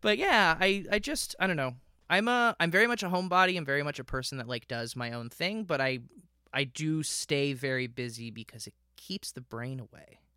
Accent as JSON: {"language": "English", "town": "Miami", "region": "Florida", "country": "United States", "tie": "born or raised there", "also_born_or_lived": "King City, Ontario, Canada / St. Catharines, Ontario, Canada", "moved": "as an adult", "lives_now": "Canada", "said": "I was born in King City, Ontario. When I was two, my family moved down to Miami area"}